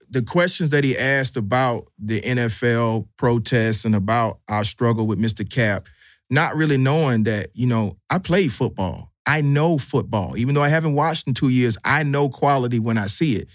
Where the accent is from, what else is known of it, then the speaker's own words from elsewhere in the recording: Atlanta, Georgia, United States; I'm from Southwest Atlanta.